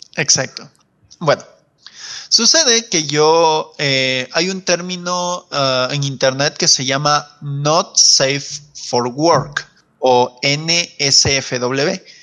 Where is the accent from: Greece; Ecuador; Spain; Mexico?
Ecuador; Loja; yo también soy de Loja